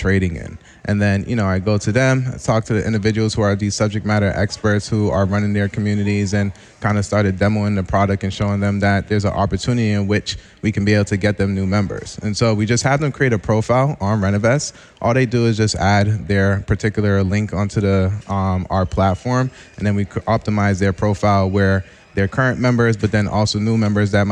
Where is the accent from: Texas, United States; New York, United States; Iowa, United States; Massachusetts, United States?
Massachusetts, United States; Boston; also born or lived in Mattapan / Randolph, Massachusetts; I was born in Mattapan. Then ended up transitioning and moving out to South Shore Randolph, and now I've been in South Boston for the past 3 years